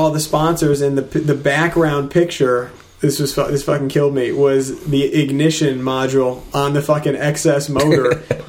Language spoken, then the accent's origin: English; Connecticut, United States; now in New Hampshire, United States; And I gotta rep that original Connecticut hometown.